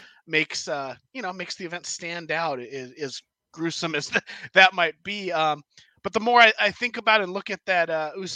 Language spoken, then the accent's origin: English; California, United States; being a Californian